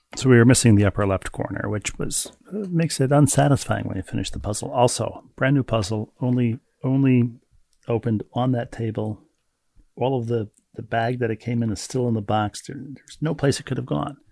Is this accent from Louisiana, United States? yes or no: no; Bloomington, Minnesota, United States; in Bloomington, my hometown